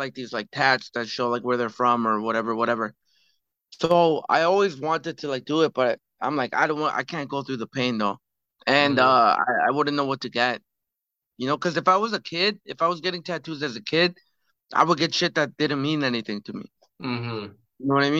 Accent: Calgary, Alberta, Canada; also born or lived in Toronto; now in Vancouver, Canada; I grew up in Calgary

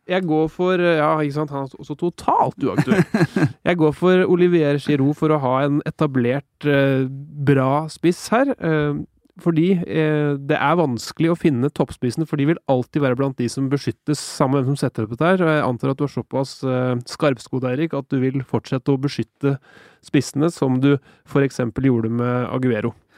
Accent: Norway; Som nordmann

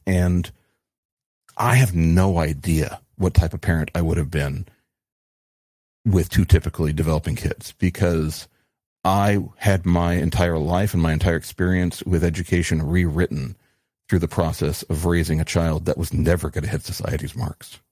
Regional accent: New Mexico, United States; growing up in New Mexico

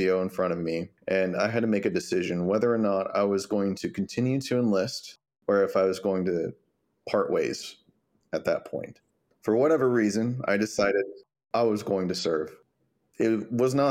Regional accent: Longview, Texas, United States; moved away as an adult; now in San Antonio, United States; I'm initially from East Texas. My first duty station was in San Antonio. And 11 years later, I am still in San Antonio.

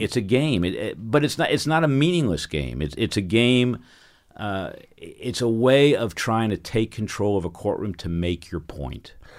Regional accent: New York, United States; moved away; I grew up in New York, and, and that's who I am

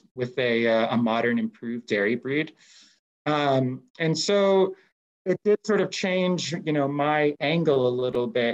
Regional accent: United States; my home country

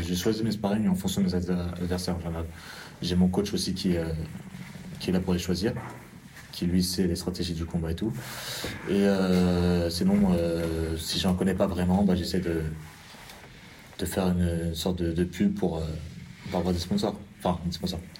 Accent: France; Je suis français

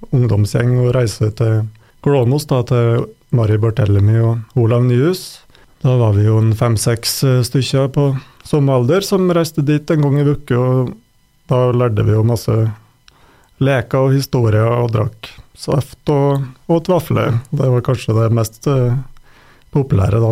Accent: Røros, Trøndelag, Norway; moved away as an adult; also born or lived in Sweden; jeg vokste opp på Røros, da. Og etter en del år borte, bl.a. i Sverige, så har jeg flytta hjem igjen i fjor

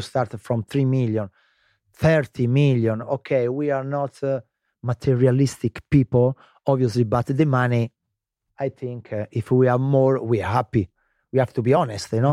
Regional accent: Lazio, Italy; English is a second language; moved away as an adult; also born or lived in England; Lazio, I was born in Lazio

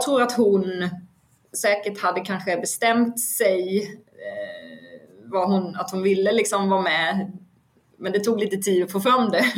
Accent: Vetlanda, Jönköping County, Sweden; jag är ju från Vetlanda

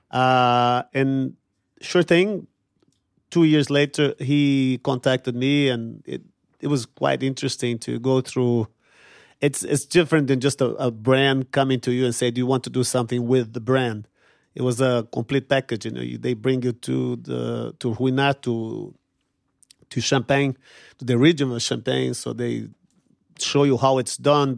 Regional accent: São Paulo, Brazil; moved away; I grew up poor in Brazil, in São Paulo, in a favela on the outskirts of São Paulo

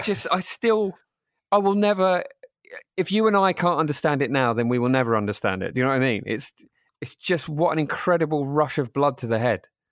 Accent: Rainham, London, United Kingdom; I grew up in, uh, in Zone Six, um, in a town called Raynham

